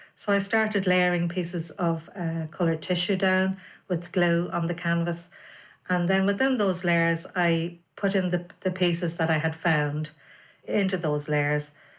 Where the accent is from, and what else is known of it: Navan, Leinster, Ireland; born or raised there